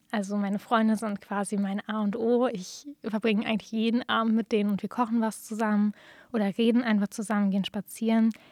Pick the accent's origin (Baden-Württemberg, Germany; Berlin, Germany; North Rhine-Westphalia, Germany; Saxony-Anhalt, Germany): Berlin, Germany; now in Jena, Germany; Also ich komme eigentlich ursprünglich aus Berlin und dann konnte ich mich nicht so richtig entscheiden, wo ich hin möchte.